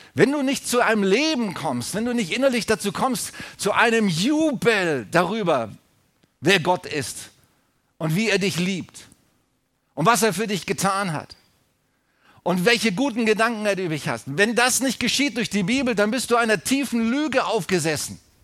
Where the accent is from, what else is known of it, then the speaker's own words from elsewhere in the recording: Germany; als Deutsche, als deutsches Volk